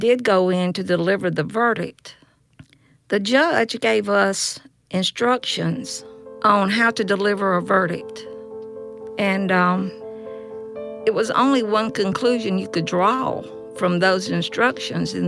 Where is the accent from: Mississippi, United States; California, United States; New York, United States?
Mississippi, United States; Yazoo City; I'm from Yazoo City, Mississippi.